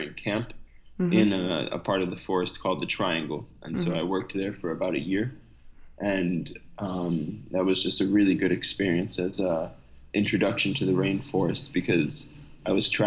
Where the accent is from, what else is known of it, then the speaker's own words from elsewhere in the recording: New York, United States; moved away as an adult; also born or lived in Republic of the Congo; now in Congo; Originally, I'm from the US, I'm from New York